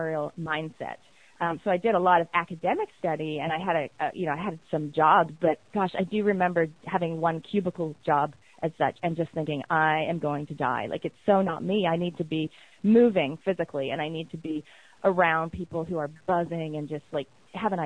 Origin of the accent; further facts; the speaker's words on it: Canada; accent: Canadian; moved away as an adult; now in New Zealand; obviously I've got a Canadian accent. I'm from Canada.